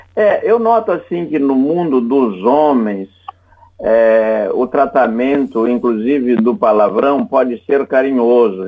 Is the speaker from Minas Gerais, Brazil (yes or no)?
no; Santa Catarina, Brazil; sou o único catarinense que integro aquela casa